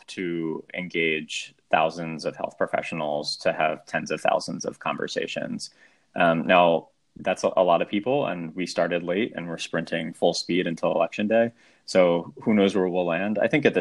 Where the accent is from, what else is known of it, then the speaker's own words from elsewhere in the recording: Abington, suburb of Philadelphia, Pennsylvania, United States; moved away as an adult; now in New York, United States; a suburb of Philadelphia called Addington